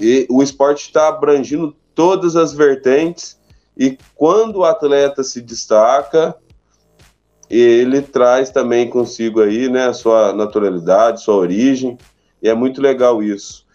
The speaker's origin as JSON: {"language": "Portuguese", "town": "Guaranésia", "region": "Minas Gerais", "country": "Brazil", "tie": "born or raised there", "said": "Sou natural daqui, minha família por parte de mãe também"}